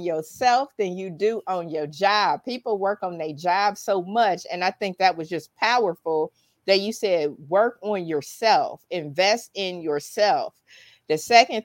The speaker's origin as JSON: {"language": "English", "town": "Dayton", "region": "Ohio", "country": "United States", "tie": "born or raised there", "said": "Dayton, Ohio, which is my hometown."}